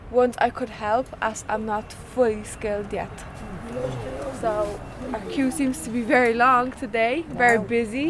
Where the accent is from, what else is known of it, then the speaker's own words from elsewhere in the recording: Dublin, Leinster, Ireland; I am Romanian. I grew up in Ireland, so I'm half Irish.